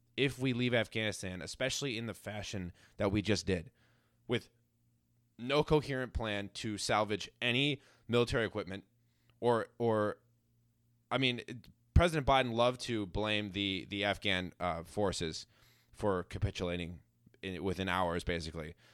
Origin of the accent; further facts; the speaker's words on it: United States; as an American